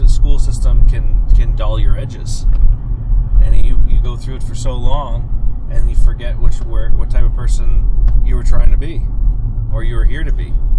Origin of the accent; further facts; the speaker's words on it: Lower Sackville, Nova Scotia, Canada; I'm from Sackville.